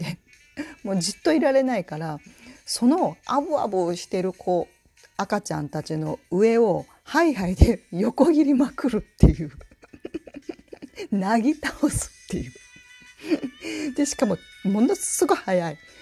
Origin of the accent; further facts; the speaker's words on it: Tokushima, Japan; accent: Tokushima dialect mixed with standard and Kansai; moved away as an adult; also born or lived in Tokyo; now in Kansai, Japan; 私はもともと徳島出身で大学が東京に行ったので徳島弁と標準語そして今関西なので関西弁って言って